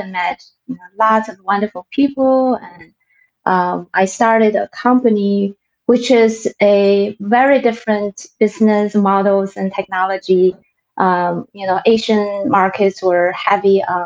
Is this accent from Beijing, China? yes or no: no; Tianjin, China; moved away as an adult; now in Milwaukee, United States; I went to Nankai University in my hometown